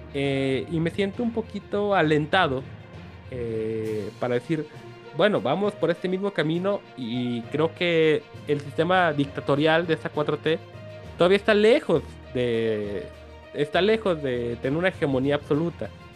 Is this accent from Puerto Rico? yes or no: no; Mexico; Como mexicanos nosotros